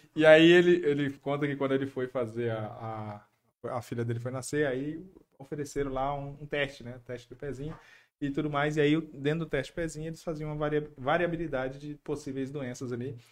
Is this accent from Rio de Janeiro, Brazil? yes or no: no; São Paulo, Brazil; eu nasci em São Paulo, né? Meus pais moravam, a gente morava lá.